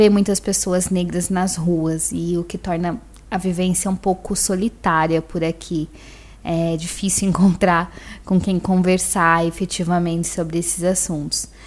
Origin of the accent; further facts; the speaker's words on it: São Paulo, Brazil; eh, tenho 27 anos, nasci e fui criada em São Paulo, no extremo sul, lá no Grajaú